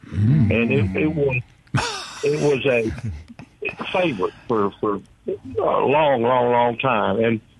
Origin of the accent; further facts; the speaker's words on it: Mississippi, United States; also born or lived in Natchez, Mississippi; I was born and lived in Mississippi all of my life.